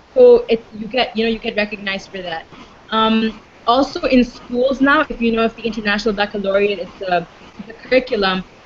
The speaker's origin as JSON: {"language": "English", "region": "Dubai", "country": "United Arab Emirates", "tie": "born or raised there", "said": "I'm born and raised in Dubai"}